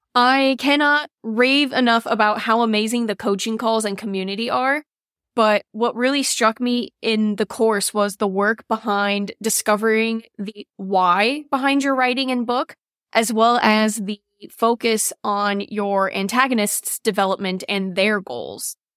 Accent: Cleveland, Ohio, United States; I'm from Cleveland, Ohio

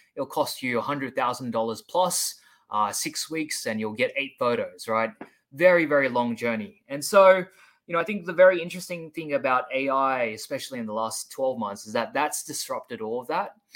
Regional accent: Sydney, New South Wales, Australia; now in Seoul, South Korea; I'm originally from Sydney, Australia

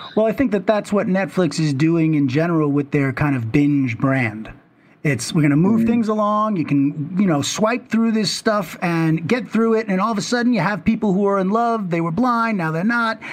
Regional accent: New York City, New York, United States; I grew up in Manhattan

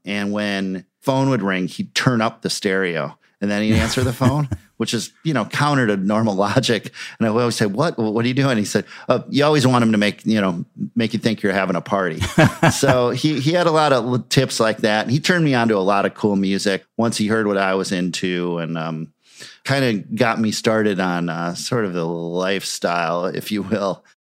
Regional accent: Minneapolis, Minnesota, United States; having these bands in my hometown

